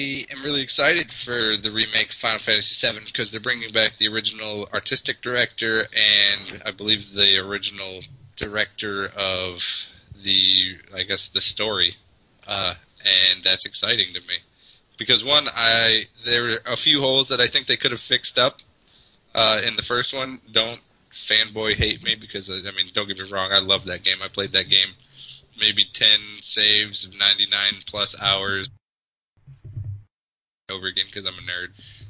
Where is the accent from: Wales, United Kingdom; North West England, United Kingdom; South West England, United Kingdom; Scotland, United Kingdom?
Scotland, United Kingdom; Oh, it's probably because I'm Scottish.